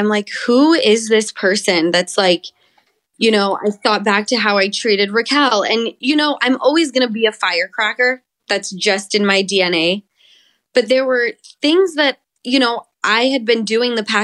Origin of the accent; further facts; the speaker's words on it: Utah, United States; now in Los Angeles, United States; this is my home state. I grew up coming to St. George like every other weekend